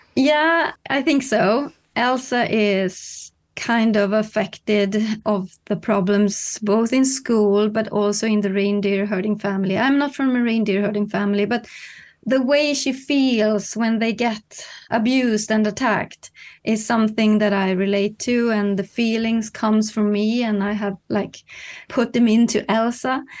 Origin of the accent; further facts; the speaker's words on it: Kiruna, Norrbotten County, Sweden; now in Stockholm, Sweden; living in Stockholm now, but I come from Kiruna, high up in the north